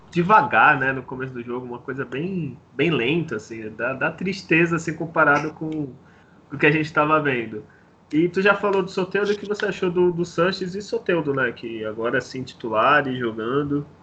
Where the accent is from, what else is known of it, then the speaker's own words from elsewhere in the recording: Santos, São Paulo, Brazil; Eu entendo, eu sou de Santos, eu não consegui ir por causa do trabalho, assim.